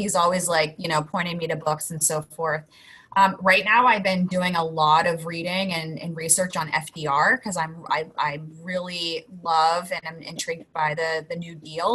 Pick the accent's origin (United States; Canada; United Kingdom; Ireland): United States; Pittsburgh, Pennsylvania; moved away; I grew up in Pittsburgh